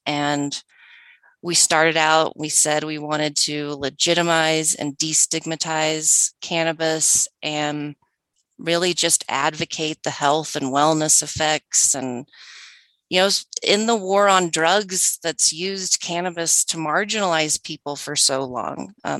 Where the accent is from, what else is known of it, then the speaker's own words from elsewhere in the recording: Oklahoma, United States; moved away as an adult; now in Colorado, United States; I was born and raised in Oklahoma and came to Colorado when I was young to attend college and go to grad school.